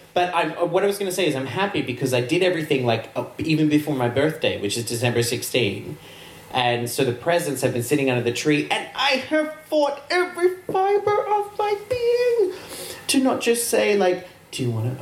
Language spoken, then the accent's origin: English; Australia; I'm Australian